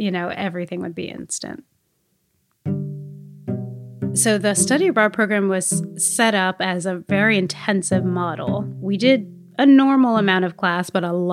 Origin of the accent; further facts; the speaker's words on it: United States; I am American and I'm part of the study abroad program.